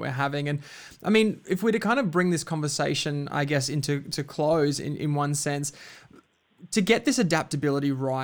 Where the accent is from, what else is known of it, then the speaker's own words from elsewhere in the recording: Queensland, Australia; now in Melbourne, Australia; I grew up in Queensland, and the sport that I grew up on was actually touch football, very different to Melbourne where we're living now